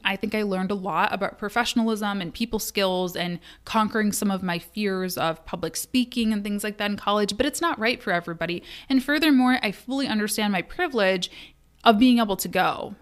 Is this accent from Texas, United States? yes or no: no; Kalamazoo, Michigan, United States; Kalamazoo, which was my hometown, is my hometown